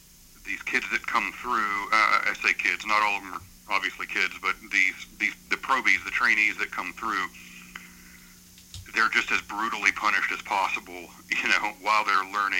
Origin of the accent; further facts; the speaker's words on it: Texas, United States; moved away; when I was growing up in Texas, and as an ROTC cadet